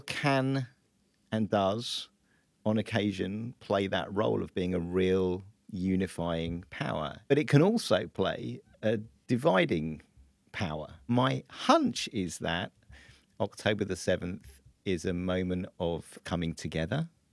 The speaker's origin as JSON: {"language": "English", "country": "United Kingdom", "said": "we as British Jews"}